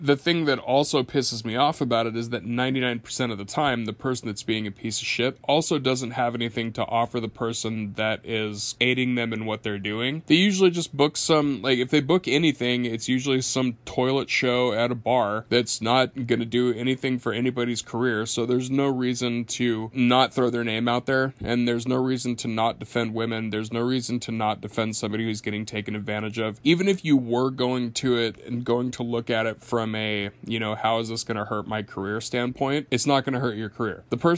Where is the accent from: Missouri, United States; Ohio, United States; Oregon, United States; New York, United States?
Oregon, United States; Portland; born there; Funny story to that. I was born homeless in Portland, Oregon. And I was homeless for a little while with my mom.